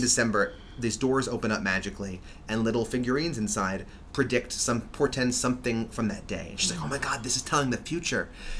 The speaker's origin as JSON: {"language": "English", "town": "New York City", "region": "New York", "country": "United States", "tie": "born or raised there", "said": "I grew up on the Upper West Side of Manhattan."}